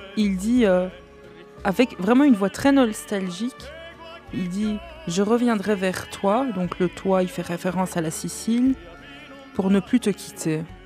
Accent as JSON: {"language": "French", "town": "Brussels", "region": "Brussels-Capital Region", "country": "Belgium", "tie": "born or raised there", "said": "je suis née à Bruxelles"}